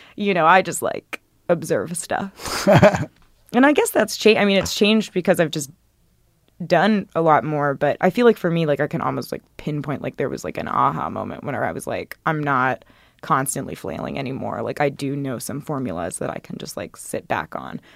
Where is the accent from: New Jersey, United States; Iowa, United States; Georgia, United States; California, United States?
Georgia, United States; Athens; moved away; I'm from Athens, Georgia.